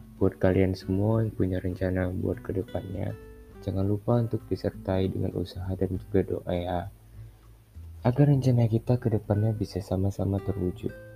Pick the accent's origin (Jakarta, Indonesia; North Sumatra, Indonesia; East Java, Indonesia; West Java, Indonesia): North Sumatra, Indonesia; Medan; aku berasal dari kota Medan